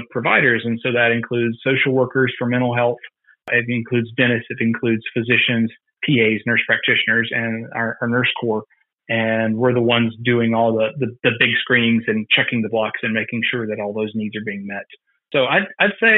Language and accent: English; Greenwood, South Carolina, United States; I'm from Greenwood, South Carolina originally